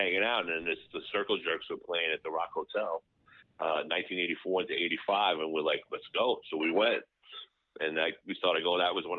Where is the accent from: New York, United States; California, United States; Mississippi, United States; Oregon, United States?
New York, United States; New York City; also born or lived in Long Island; Yeah, I was born in Astoria, actually.